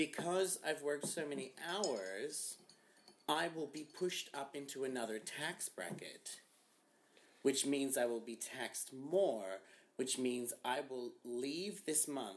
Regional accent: Australia; I'm Australian

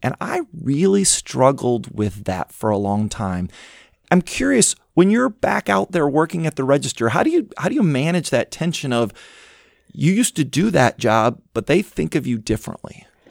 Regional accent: Midwest, United States; moved away; growing up in the Midwest

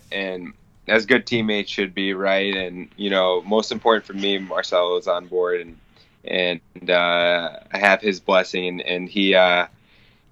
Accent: Long Island, New York, United States; I'm going to be opening a school out in my hometown in Long Island

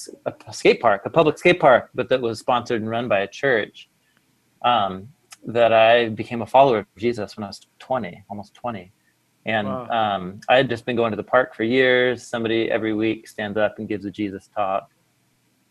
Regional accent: Portland, Oregon, United States; I grew up in Portland.

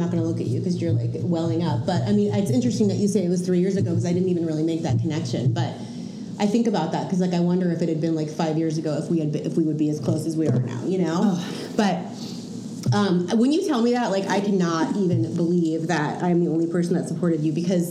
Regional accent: New Jersey, United States; now in Portland, United States; I'm from Jersey

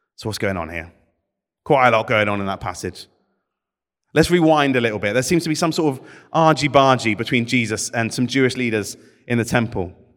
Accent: United Kingdom; my Britishness

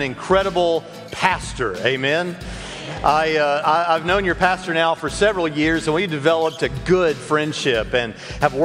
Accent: Nashville, Tennessee, United States; also born or lived in Jacksonville, Florida; now in Evansville, United States; I for the first 10 years of my life, I lived in Jacksonville, Florida, which, as we all know, is a poor man's Alabama, but I lived in Jacksonville, Florida. And then from 10 on, I lived in Nashville, Tennessee.

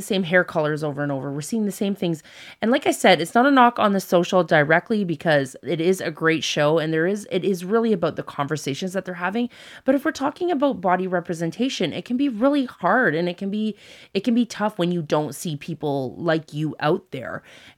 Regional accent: Canada; So I always say I'm very grateful for where we were born and raised in Canada.

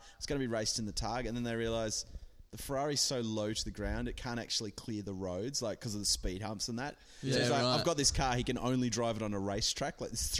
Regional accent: Hobart, Tasmania, Australia; born or raised there; moved away as an adult; now in Sydney, Australia

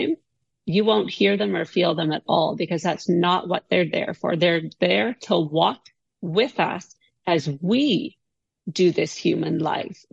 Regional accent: Canada; I am Canadian

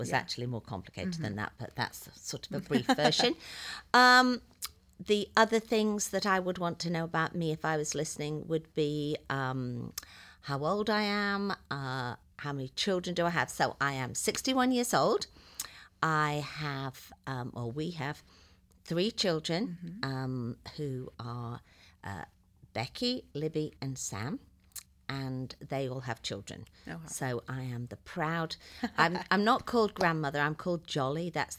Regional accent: England, United Kingdom; moved away as an adult; now in Dayton, United States; as you can probably begin to tell, I'm not from Dayton, Ohio. I live in Dayton, Ohio now, but I was originally born in England, and I lived there for 45 years, give or take.

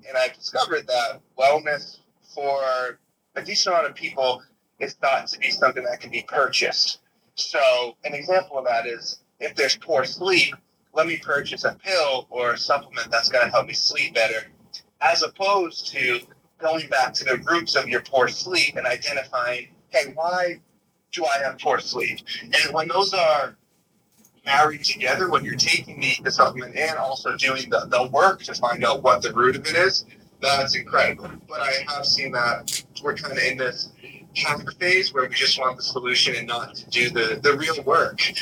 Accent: Boston, Massachusetts, United States; now in Los Angeles, United States; my hometown in Boston

